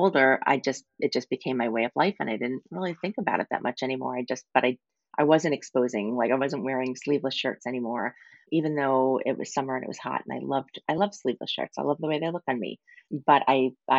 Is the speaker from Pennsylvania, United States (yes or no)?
no; Long Island, New York, United States; I grew up on Long Island. I grew up right near the beach